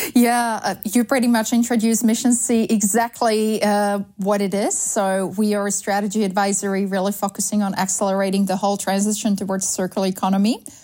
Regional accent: Slovakia; English is a second language; moved away as an adult; also born or lived in Sweden; now in Amsterdam, Netherlands; I grew up in Slovakia, so country that has abundance of beautiful, wonderful, clear nature

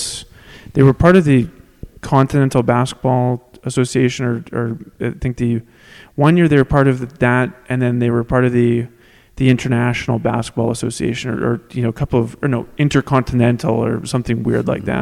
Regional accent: Saskatoon, Saskatchewan, Canada; born or raised there

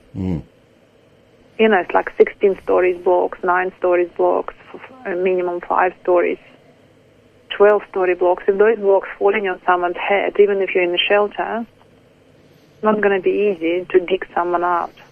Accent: Kharkiv, Kharkiv Oblast, Ukraine; English is a second language; moved away as an adult; now in Adelaide, Australia; my hometown, from Kharkiv

